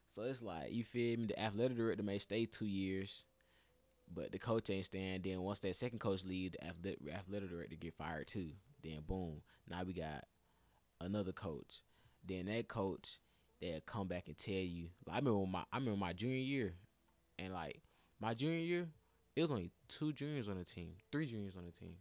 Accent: Atlanta, Georgia, United States; also born or lived in Jackson, Tennessee; I'm, like, the only nigga from Atlanta

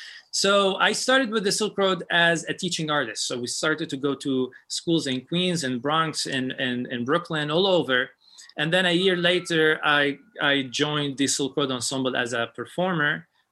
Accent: Lebanon; moved away; And I told him, I came from Lebanon. I want to study with you.

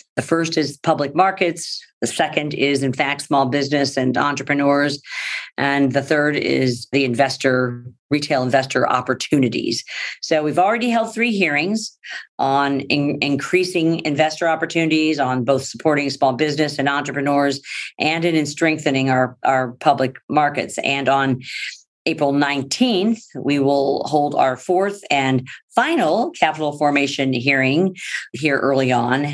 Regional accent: St. Louis, Missouri, United States; my hometown of St. Louis

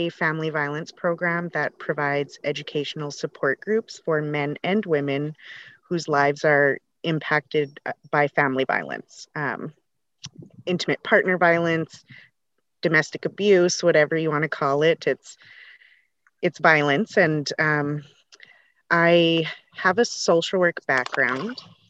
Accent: Lac La Biche, Alberta, Canada; I am from Northern Alberta, Lac La Biche. I belong to Métis Nation of Alberta, Region 1. I am married to a First Nations man.

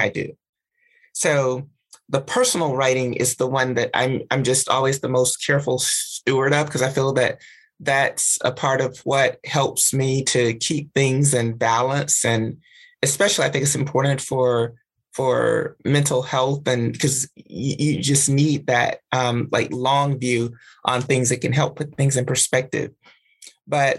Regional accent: Alabama, United States; moved away; the social grounding that I got in Alabama

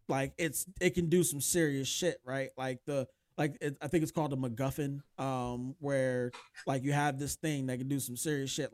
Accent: United States; as an American

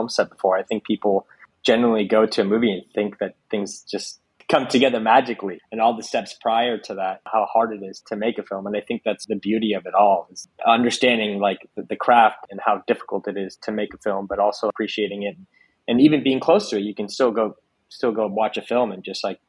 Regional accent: Spain; English is a second language; now in United States; growing up in Spain

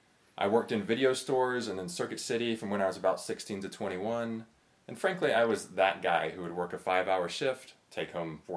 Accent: North Carolina, United States; I was born and raised in North Carolina under fairly conservative Christian parents

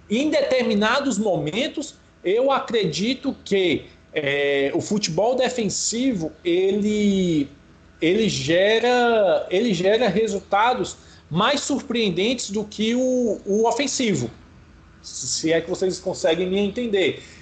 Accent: Ceará, Brazil

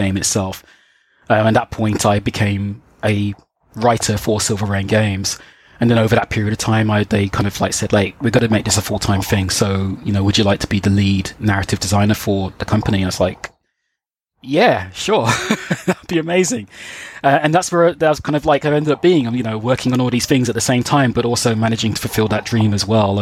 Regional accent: Birmingham, West Midlands, United Kingdom; back in my hometown in Birmingham

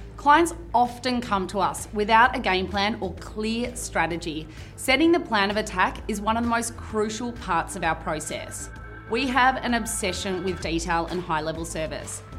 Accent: Melbourne, Victoria, Australia; Born and bred in Melbourne

